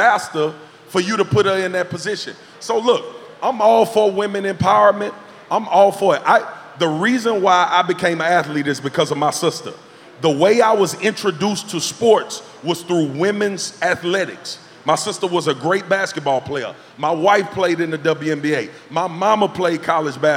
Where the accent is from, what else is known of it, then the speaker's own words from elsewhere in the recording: Baton Rouge, Louisiana, United States; I'm from South Baton Rouge, Louisiana